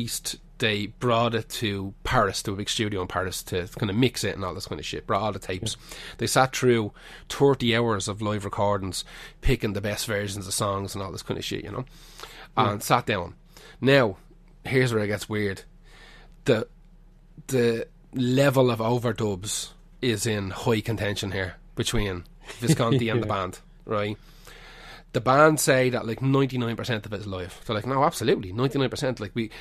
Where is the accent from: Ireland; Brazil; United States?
Ireland; Dublin, Leinster; when I was growing up in Finglas